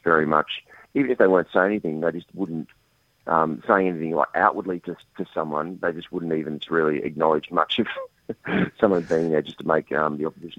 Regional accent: Australia

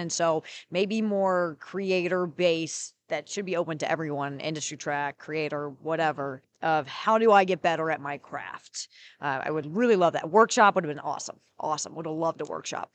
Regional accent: North Carolina, United States; I am from North Carolina.

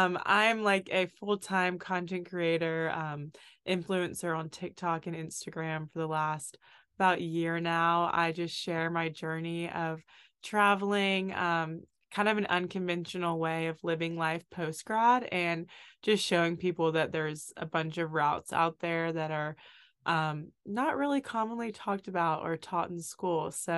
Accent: Oxford, Mississippi, United States; moved away as an adult; also born or lived in Hawaii / Italy; I'm from Oxford, Mississippi, which is where Ole Miss is. So Ole Miss is my hometown. I've always been the biggest homebody ever.

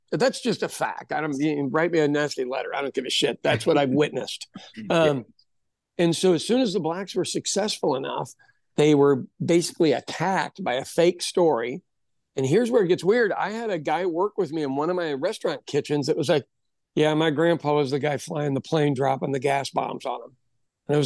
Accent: United States; also born or lived in Oklahoma; as an American

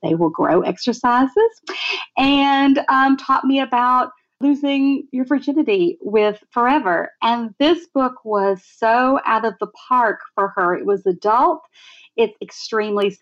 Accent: Tuscaloosa, Alabama, United States; now in New York City, United States; where I grew up in Tuscaloosa, Alabama.

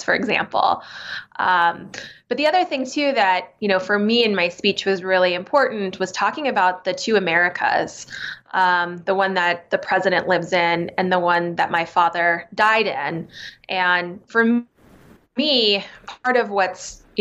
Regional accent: Arizona, United States; I grew up in Arizona

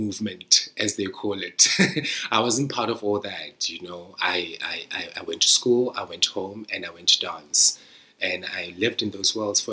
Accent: Sasolburg, Free State, South Africa; now in United Kingdom; I'm living in the United Kingdom from Zamdela. Like, people in my hometown haven't left that hometown

